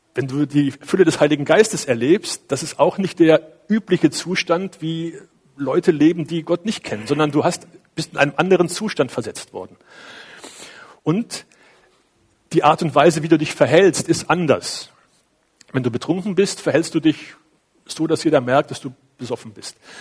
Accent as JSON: {"language": "German", "town": "Cologne", "region": "North Rhine-Westphalia", "country": "Germany", "tie": "born or raised there", "moved": "yes", "lives_now": "Feldkirchen", "said": "bei uns in Köln"}